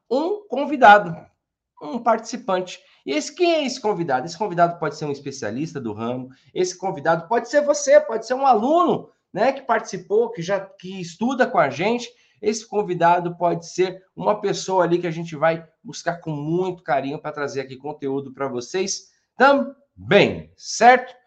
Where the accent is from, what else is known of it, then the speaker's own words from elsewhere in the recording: Santo André, São Paulo, Brazil; Eu sou de Santo André